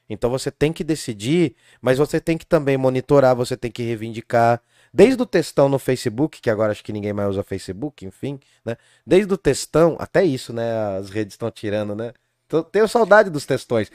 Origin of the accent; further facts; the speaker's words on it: Brazil; also born or lived in Jundiaí; nós, como brasileiros